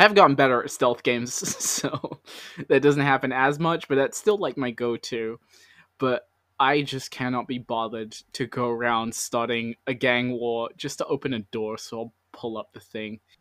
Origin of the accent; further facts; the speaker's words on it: London, United Kingdom; I'm from London